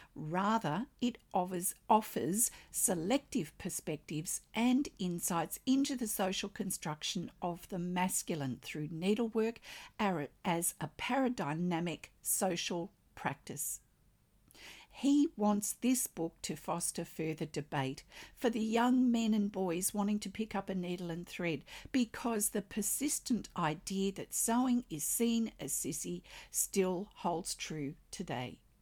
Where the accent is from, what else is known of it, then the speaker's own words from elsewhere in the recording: Australia; I'm an Australian textile artist